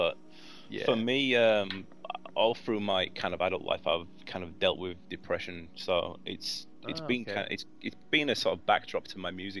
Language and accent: English; England, United Kingdom; moved away; Really, when I moved here from England